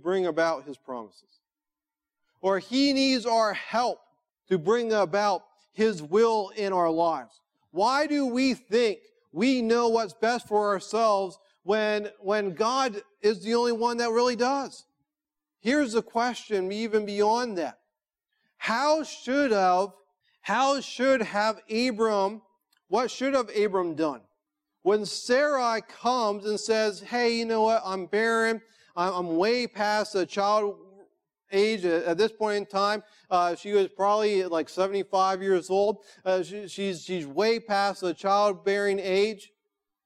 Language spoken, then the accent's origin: English; United States; as American followers of Jesus